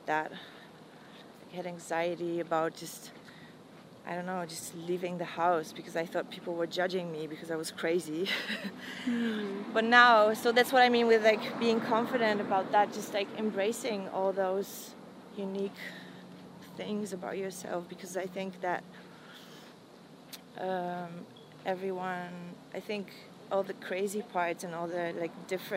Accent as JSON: {"language": "English", "country": "Poland", "moved": "yes", "said": "coming from where I come from Poland and from a very religious background"}